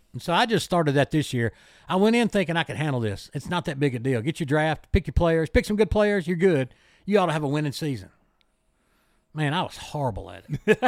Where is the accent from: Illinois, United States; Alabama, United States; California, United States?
Alabama, United States; Mobile; also born or lived in Clark County, Alabama; I grew up around the Mobile area.